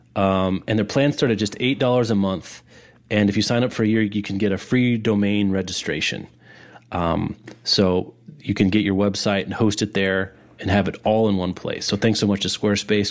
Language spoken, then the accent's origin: English; Kansas City, United States; We're both from Kansas City or the Kansas City area